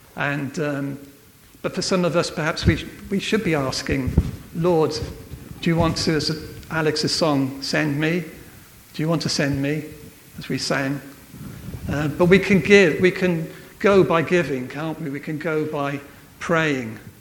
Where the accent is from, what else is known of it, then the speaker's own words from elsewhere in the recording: Wales, United Kingdom; I'm from Wales